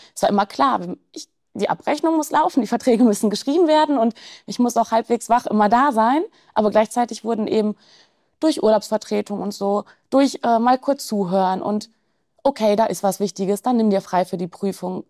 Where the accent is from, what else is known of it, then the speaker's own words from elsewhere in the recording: Germany; bei uns in Deutschland